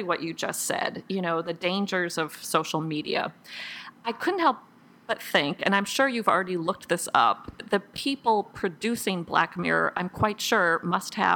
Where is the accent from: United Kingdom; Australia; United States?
United States; I'm an American